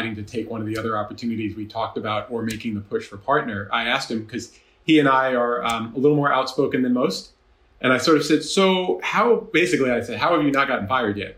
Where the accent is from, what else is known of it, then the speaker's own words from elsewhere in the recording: Jersey Shore, New Jersey, United States; moved away as an adult; also born or lived in Massachusetts / Chicago; I grew up in the Jersey Shore, so I'm from the tri-state.